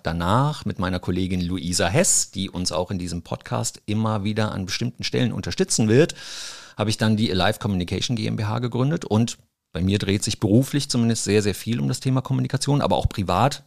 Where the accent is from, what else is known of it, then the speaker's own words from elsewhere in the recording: Mainz, Rhineland-Palatinate, Germany; ich bin geboren hier in Mainz, habe auch hier Abitur gemacht